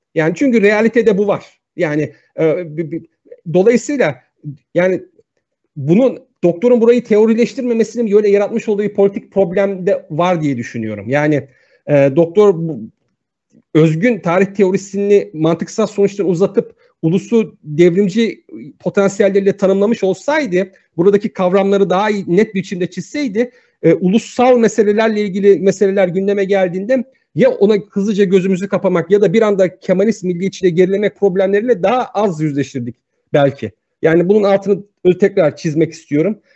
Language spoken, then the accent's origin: Turkish; Turkey; Ben bir Türk'üm.